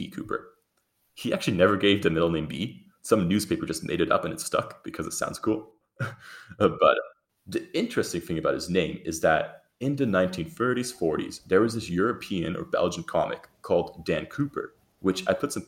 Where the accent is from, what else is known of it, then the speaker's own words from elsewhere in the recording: Canada; us Canadians